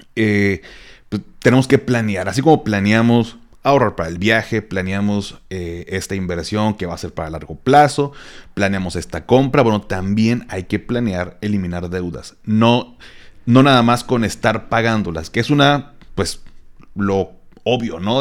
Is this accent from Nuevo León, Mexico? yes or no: yes; Monterrey, Nuevo León, Mexico; como buen regio